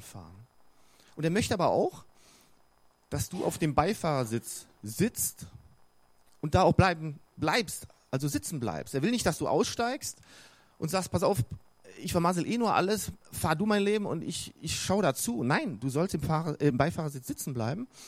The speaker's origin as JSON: {"language": "German", "town": "Bonn", "region": "North Rhine-Westphalia", "country": "Germany", "tie": "born or raised there", "also_born_or_lived": "Cologne", "moved": "yes", "lives_now": "Regensburg, Germany", "said": "Ich bin ja im Rheinland aufgewachsen, in Bonn, in Köln geboren, wichtig. Ähm, also in Bonn aufgewachsen"}